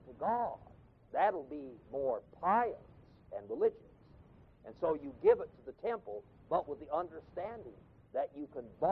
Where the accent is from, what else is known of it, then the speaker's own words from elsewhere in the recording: Los Angeles, California, United States; moved away; I come from Los Angeles